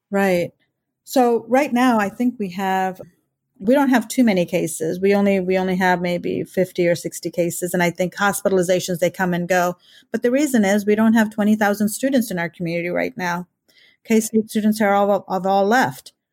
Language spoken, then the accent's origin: English; India; now in Kansas, United States; being an Indian and an immigrant